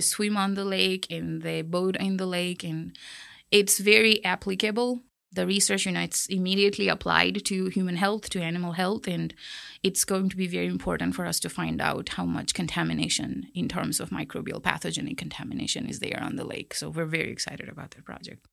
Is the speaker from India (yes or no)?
yes; Kolkata, West Bengal, India; moved away as an adult; also born or lived in Ohio, United States / Chicago, United States; now in Texas, United States; I grew up in Calcutta, which is a very big city.